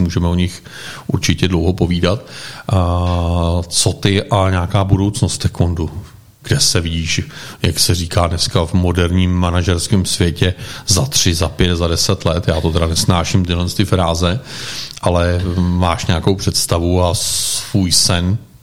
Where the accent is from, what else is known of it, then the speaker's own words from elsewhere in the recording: Czechia; jako správní Češi